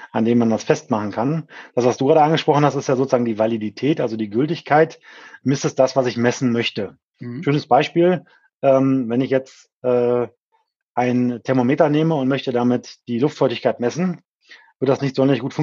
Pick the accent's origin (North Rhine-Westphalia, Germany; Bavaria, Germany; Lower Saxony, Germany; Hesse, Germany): North Rhine-Westphalia, Germany; Krefeld; her komme ich eben aus dem Umfeld der Hochschule Niederrhein, nämlich aus Krefeld, ah, äh, okay. äh, Niederrhein. Mhm. Ähm, also klassischer Niederrheiner